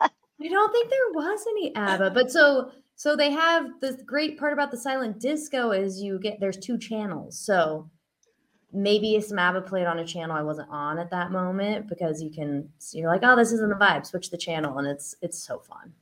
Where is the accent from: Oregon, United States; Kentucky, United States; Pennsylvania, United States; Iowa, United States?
Oregon, United States; Eugene; now in Santa Cruz, United States; i live here in santa cruz um, but I'm from Eugene, Oregon.